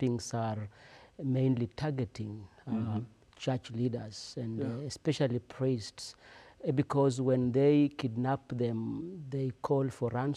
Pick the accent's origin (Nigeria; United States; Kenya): Kenya; Nairobi; I am from Kenya